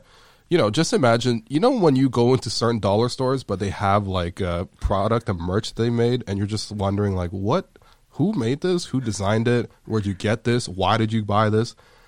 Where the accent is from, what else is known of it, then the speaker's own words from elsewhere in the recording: Toronto, Ontario, Canada; I'm from the West End, oddly enough. There's not a lot of Asians in the West End, necessarily, of Toronto.